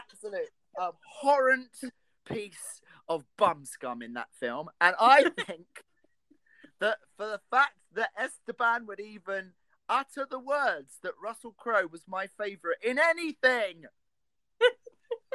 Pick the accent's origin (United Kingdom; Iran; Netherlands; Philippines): United Kingdom; Essex, East of England; I am from Essex, not Sussex.